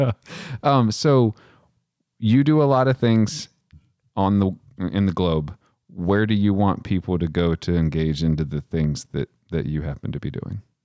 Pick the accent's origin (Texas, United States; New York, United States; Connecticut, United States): Texas, United States; Midland; also born or lived in Odessa, Texas; out where I'm from